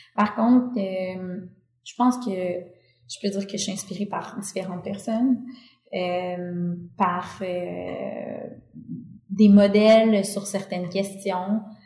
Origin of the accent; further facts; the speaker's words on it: Quebec, Canada; je viens du Québec